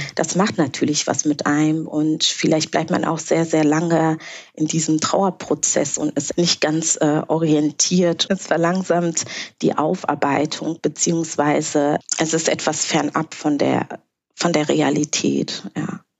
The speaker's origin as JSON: {"language": "German", "town": "Bonn", "region": "North Rhine-Westphalia", "country": "Germany", "tie": "born or raised there", "also_born_or_lived": "Rwanda (born)", "first_language": "Kinyarwanda", "second_language": "German", "lives_now": "Berlin, Germany", "said": "damals, in Anfang der 90er, bin ich dann mit meiner Familie hier nach Deutschland gekommen, nach Bonn"}